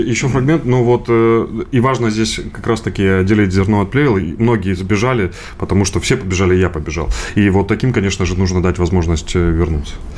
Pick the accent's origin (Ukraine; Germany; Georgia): Ukraine; Donbas; now in Russia; я сам э, из Донбасса